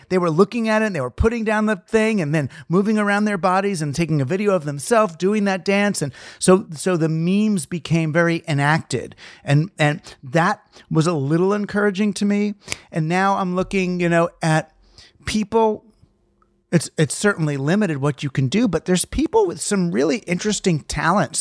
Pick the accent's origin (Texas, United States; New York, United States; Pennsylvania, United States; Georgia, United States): New York, United States; I'm from New York